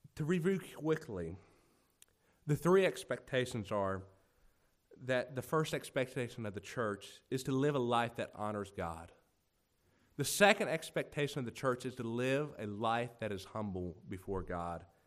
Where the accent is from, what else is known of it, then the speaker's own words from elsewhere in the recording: United States; growing up in America